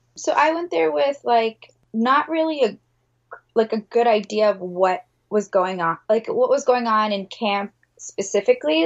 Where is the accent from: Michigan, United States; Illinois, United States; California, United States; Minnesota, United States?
Michigan, United States; Detroit; I'm from the Detroit metro area